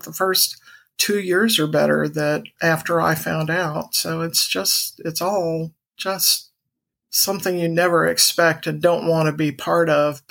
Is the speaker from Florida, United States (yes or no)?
yes; Orlando, Florida, United States; I was born in Orlando, Florida in 1956